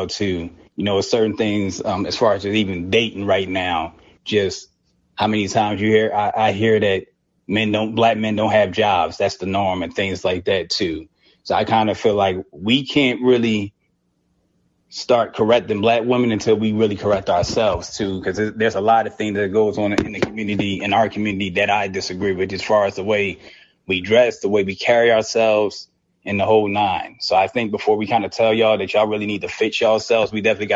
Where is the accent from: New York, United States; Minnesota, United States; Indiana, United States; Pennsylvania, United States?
Pennsylvania, United States; Philadelphia; I'm from Philadelphia, and I know just being from there